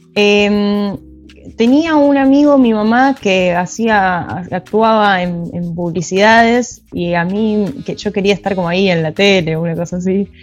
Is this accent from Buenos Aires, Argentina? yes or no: yes; Buenos Aires, Argentina; also born or lived in Quilmes; después empecé a vivir en Capital, en Chacarita